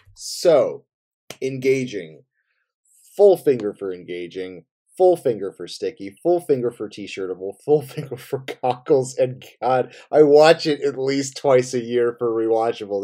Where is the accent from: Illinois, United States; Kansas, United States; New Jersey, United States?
New Jersey, United States; I grew up in New Jersey